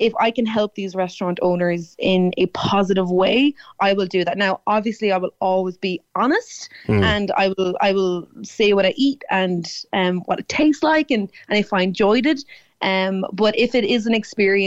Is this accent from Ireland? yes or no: yes; Tipperary, Munster, Ireland; now I'm from Tipperary